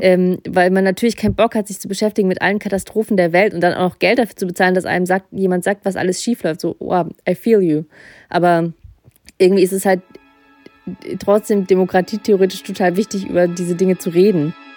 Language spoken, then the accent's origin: German; Russia; ich bin in Russland geboren und ich kenne die russische Mentalität